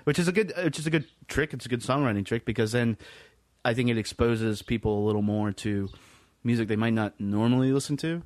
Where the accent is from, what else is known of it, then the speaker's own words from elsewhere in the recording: Lynchburg, Virginia, United States; from my hometown of Lynchburg, Virginia originally